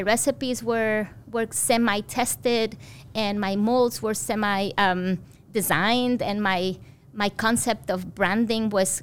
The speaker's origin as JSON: {"language": "English", "country": "Mexico", "tie": "born or raised there", "moved": "yes", "said": "So I grew up in Mexico"}